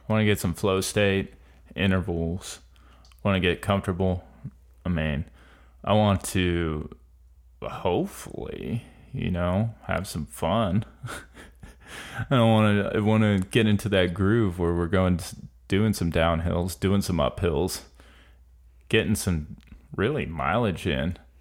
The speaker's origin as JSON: {"language": "English", "region": "Florida", "country": "United States", "said": "I'm from Florida"}